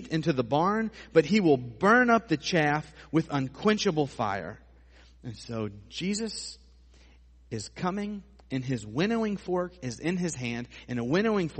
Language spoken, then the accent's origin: English; United States; we as American Christians